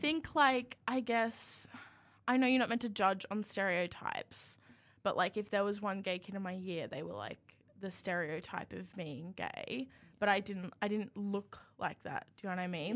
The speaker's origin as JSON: {"language": "English", "town": "Yamba", "region": "New South Wales", "country": "Australia", "moved": "yes", "lives_now": "Canberra, Australia", "said": "I live about an hour south of Byron Bay, which makes people think that I'm, like, rich cool, but I actually live on property, and it's, like, in a little beachy town called Yambo"}